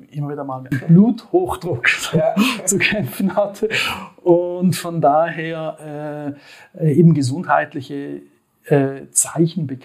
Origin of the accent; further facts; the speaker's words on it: Switzerland; wie man wahrscheinlich auch meinem äh, {S1} Slang anhört, {S2} ich komme aus der Schweiz.